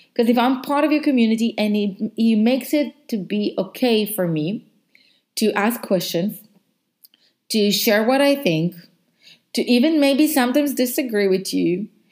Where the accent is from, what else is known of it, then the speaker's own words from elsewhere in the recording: Israel; English is a second language; moved away as an adult; now in South Africa; I'm from Israel. I relocated to South Africa because of my job.